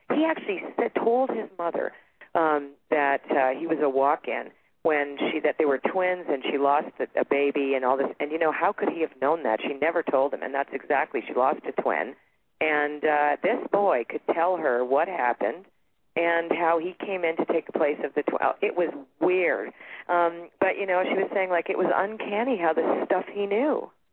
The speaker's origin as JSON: {"language": "English", "town": "Toronto", "region": "Ontario", "country": "Canada", "tie": "born or raised there", "moved": "yes", "lives_now": "Sedona, United States"}